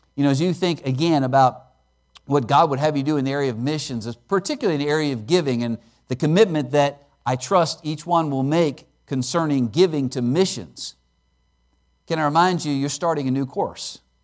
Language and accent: English; Pennsylvania, United States; I grew up in Pennsylvania, and I grew up out in the country